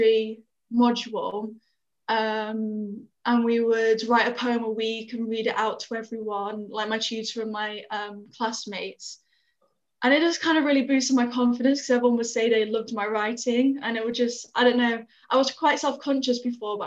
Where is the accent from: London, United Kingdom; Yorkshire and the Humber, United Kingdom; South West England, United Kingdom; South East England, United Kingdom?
Yorkshire and the Humber, United Kingdom; Sheffield; moved away as an adult; also born or lived in Leicestershire; now in Lincoln, United Kingdom; I'm originally from Leicestershire, but I spent most of my life living in Sheffield.